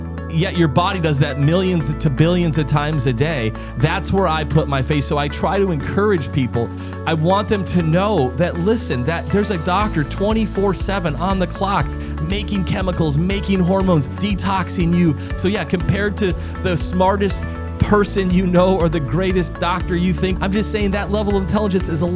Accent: South Dakota, United States; moved away; I'm from South Dakota originally

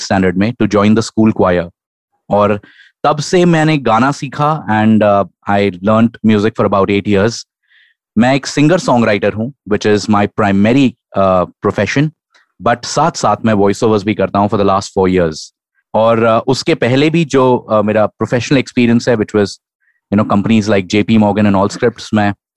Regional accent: Lucknow, Uttar Pradesh, India; now in Pune, India; मैं नेटिवली लखनऊ से हूँ बट फिलहाल पूना में रहता हूँ

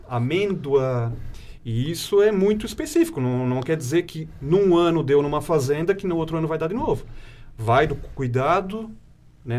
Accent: Ibirama, Santa Catarina, Brazil; Eu sou natural da cidade de Ibirama, uhum. né? moro atualmente em Ibirama também

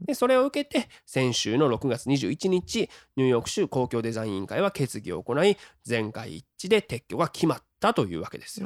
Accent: Japan; moved away as an adult; now in Chicago, United States; 日本で生まれ育った

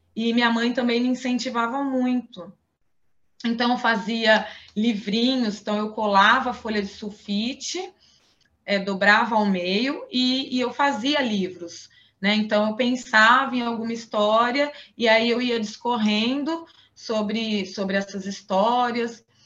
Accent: Ribeirão Preto, São Paulo, Brazil; born or raised there

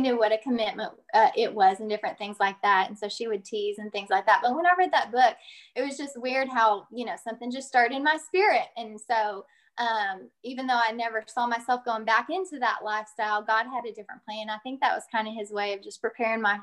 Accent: Claremore, Oklahoma, United States; I'm originally from Claremore, Oklahoma, which is just a little town northeast of Tulsa

